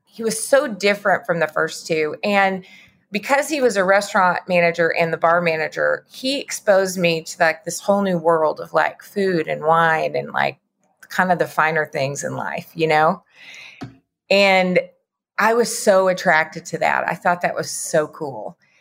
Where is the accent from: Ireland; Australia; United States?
United States; Lubbock, Texas; moved away as an adult; also born or lived in Austin; now in Dallas, United States; I grew up in Lubbock